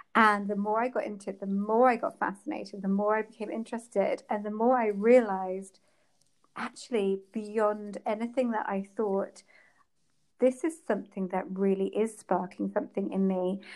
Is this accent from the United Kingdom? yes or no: yes; England, United Kingdom; I come from England